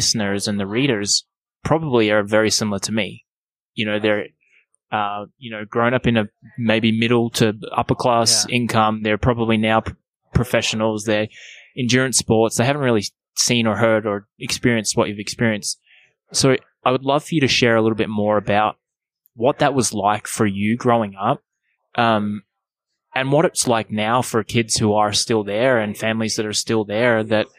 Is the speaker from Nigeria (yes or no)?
no; Australia; moved away as an adult; also born or lived in Toronto, Canada; I grew up in Australia